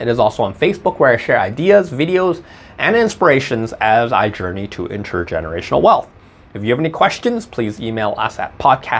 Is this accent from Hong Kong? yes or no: yes; Hong Kong; I was born and raised in Hong Kong.